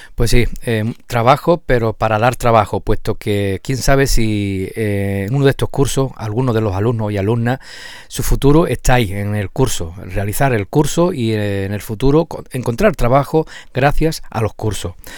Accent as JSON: {"language": "Spanish", "area": "La Janda", "region": "Andalusia", "country": "Spain", "said": "soy de la Janda"}